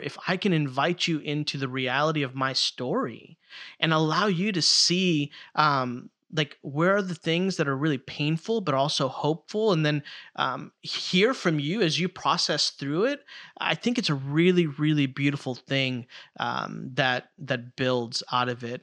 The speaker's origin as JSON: {"language": "English", "town": "Chicago", "region": "Illinois", "country": "United States", "tie": "born or raised there", "said": "I grew up in Chicago"}